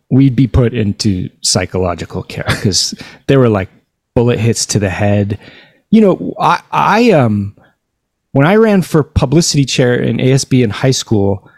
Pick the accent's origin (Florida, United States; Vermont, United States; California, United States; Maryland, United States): California, United States; Whittier; I was born and raised in Whittier